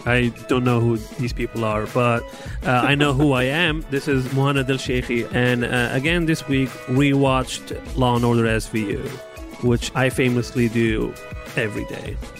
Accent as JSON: {"language": "English", "country": "Libya", "tie": "born or raised there", "moved": "yes", "lives_now": "United States", "said": "growing up in, in, in Libya"}